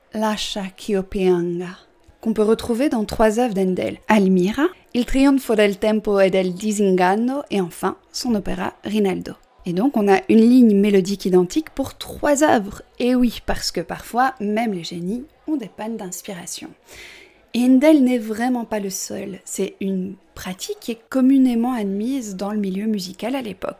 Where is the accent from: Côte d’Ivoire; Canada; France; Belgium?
Belgium; je suis belge